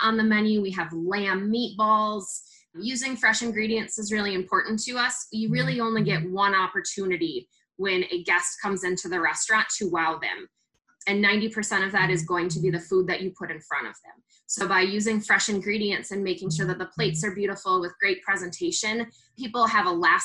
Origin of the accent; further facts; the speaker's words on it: Hinsdale, Illinois, United States; moved away as an adult; now in La Crosse, United States; I am from Hinsdale, Illinois